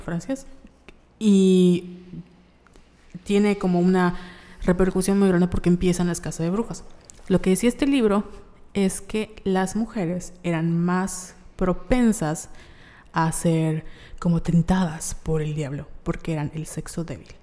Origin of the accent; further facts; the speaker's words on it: Yucatán, Mexico; Nosotros somos de Yucatán en, y México